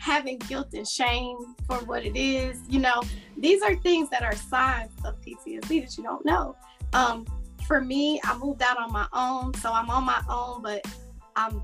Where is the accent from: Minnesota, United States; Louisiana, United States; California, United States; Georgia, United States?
Georgia, United States; Atlanta; moved away as an adult; also born or lived in Florida; I'm from Atlanta. I moved back home 7 years ago